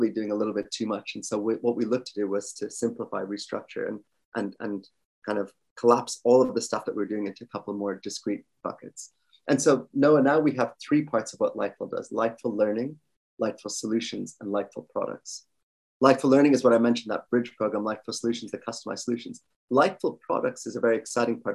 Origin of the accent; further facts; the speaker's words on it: Ireland; moved away as an adult; also born or lived in Kerala, India; now in London, United Kingdom; I'm originally Indian. I actually grew up in Ireland, moved over to the UK to London about 20 years ago